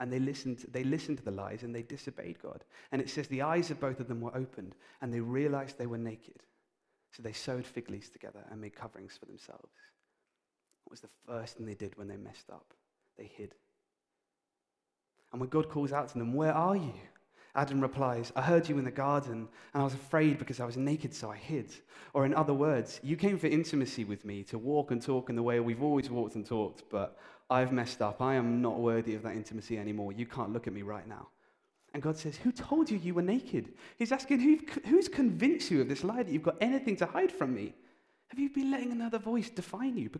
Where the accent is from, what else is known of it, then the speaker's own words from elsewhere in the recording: United Kingdom; we're British